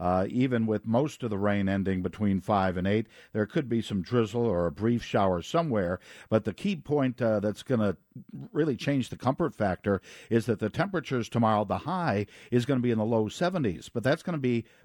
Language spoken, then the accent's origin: English; Chicago, Illinois, United States; Yeah, that's what I remember most about most of my Halloweens growing up in Chicago, was that the Halloween costume a lot of times wasn't seen because it was wrapped in a winter coat.